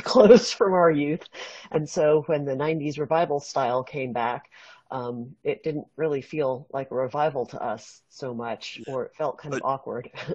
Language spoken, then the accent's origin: English; West Coast, California, United States; growing up on the West Coast